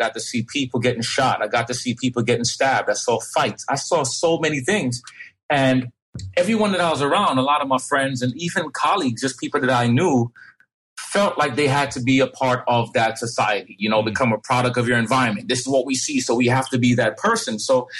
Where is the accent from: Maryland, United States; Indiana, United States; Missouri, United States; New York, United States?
New York, United States; New York City; also born or lived in Jamaica; now in Fairfield, Connecticut, United States; I'm from the Bronx. I was raised in the Bronx. I went to elementary school, junior high school in the Bronx.